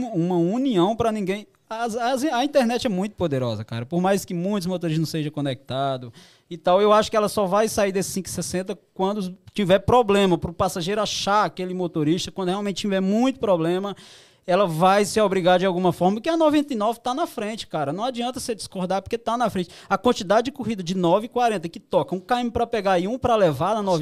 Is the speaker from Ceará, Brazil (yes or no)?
yes; Ceará, Brazil; Eu sou lá do Ceará, todo mundo sabe eu fui lá, fez um ano agora